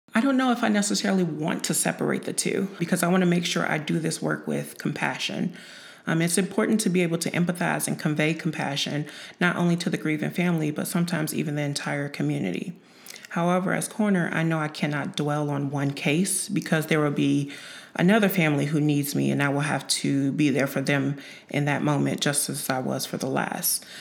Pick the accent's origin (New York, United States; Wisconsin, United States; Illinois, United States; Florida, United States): Illinois, United States; Chicago; moved away as an adult; also born or lived in Quincy, Illinois / Macomb, Illinois / Springfield, Illinois; now in Urbana, United States; I was born and raised in Chicago